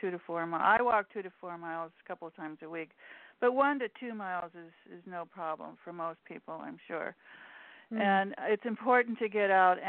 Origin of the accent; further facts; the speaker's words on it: Alaska, United States; I'm from Alaska